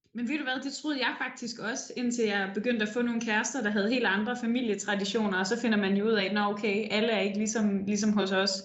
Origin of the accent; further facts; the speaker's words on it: Denmark; now in Copenhagen, Denmark; der kom en flygtningelejr til den by, jeg voksede op i, og det betyder jo sindssygt meget i sådan en lille